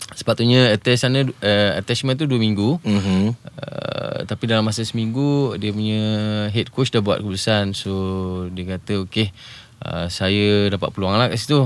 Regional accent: Malaysia; saya ni datang dari Malaysia

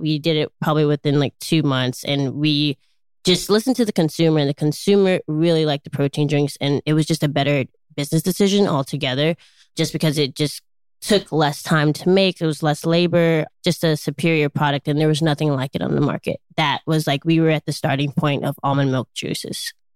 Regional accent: Chicago, Illinois, United States; I grew up in Chicago, Illinois

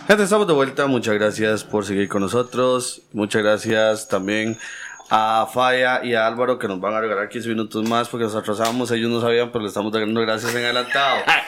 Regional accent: Mercedes Norte, Heredia, Costa Rica; yo soy de Mercedes Norte, nací en Mercedes Norte, después vine para acá

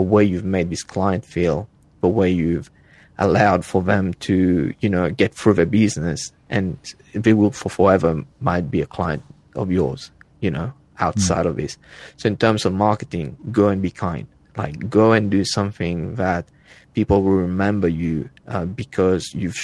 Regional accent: Mauritius; moved away as an adult; also born or lived in Australia; now in Northern California, United States; I was born in Africa, on an island off the coast of Africa, to be more precise

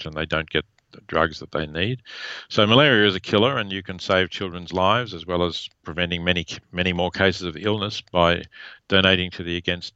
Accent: Australia; accent: Australian; now in United States; my Australian accent

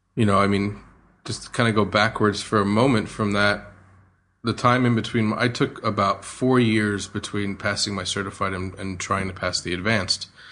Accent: New Jersey, United States; moved away as an adult; now in Australia; I grew up in New Jersey, um, outside of New York, probably about an hour's drive from New York City

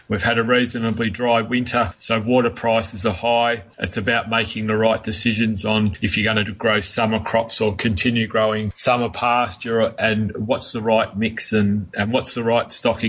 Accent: Melbourne, Victoria, Australia; When I was born and bred in Melbourne, and when we moved up here when I was 15, that was in 1982

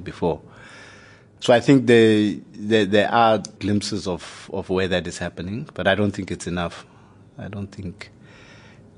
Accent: Lesotho; also born or lived in South Africa; My background, I was born in Lesotho. My origins are in Lesotho

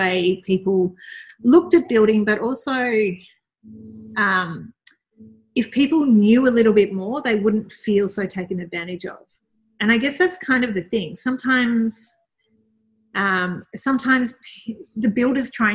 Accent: Melbourne, Victoria, Australia; I grew up in Melbourne

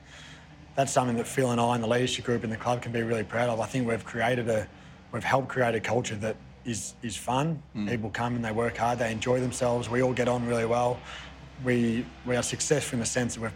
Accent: Spotswood, Victoria, Australia; moved away as an adult; I grew up in Spotswood

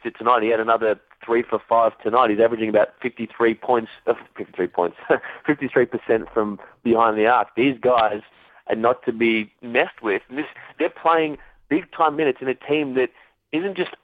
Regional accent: Australia

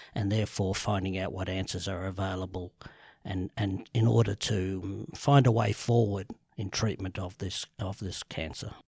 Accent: Sydney, New South Wales, Australia; grew up in the eastern suburbs, um, from Rose Bay to Bellevue Hill to B-, North Bondi, back to Vaucluse, back to Bellevue Hill

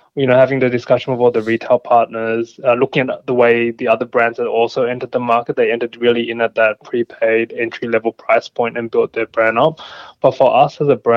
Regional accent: Australia; I am Australian

